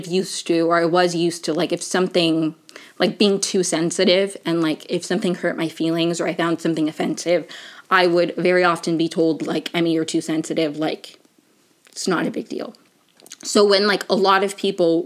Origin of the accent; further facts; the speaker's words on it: Venezuela; moved away; also born or lived in Maryland; I'm from Venezuela